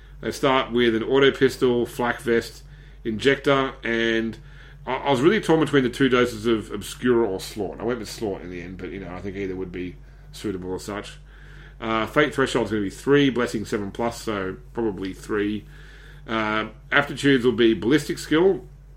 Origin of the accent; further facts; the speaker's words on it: Australia; being an Aussie